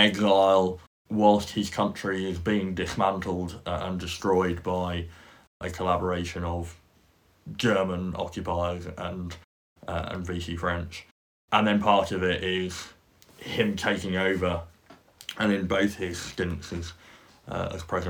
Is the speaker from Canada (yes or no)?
no; United Kingdom; we as British people